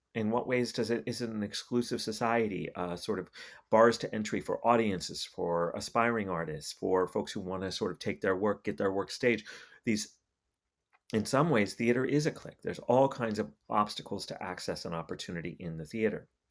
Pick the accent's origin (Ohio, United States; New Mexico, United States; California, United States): New Mexico, United States; Albuquerque; moved away; I'm from New, Albuquerque. I've lived, I lived in Albuquerque for most of the fir, for the first decade of this, of this century.